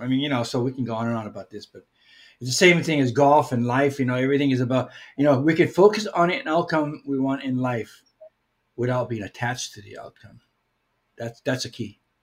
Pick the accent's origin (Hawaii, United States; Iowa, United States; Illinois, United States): Hawaii, United States; as a Hawaiian person